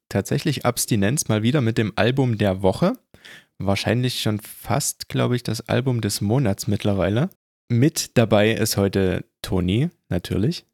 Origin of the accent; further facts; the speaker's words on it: Germany; bei uns in Deutschland